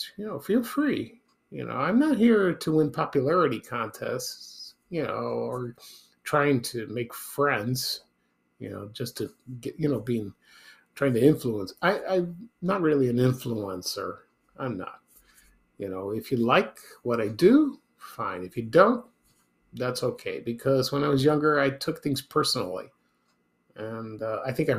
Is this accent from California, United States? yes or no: no; Chicago, Illinois, United States; I grew up in Chicago over the years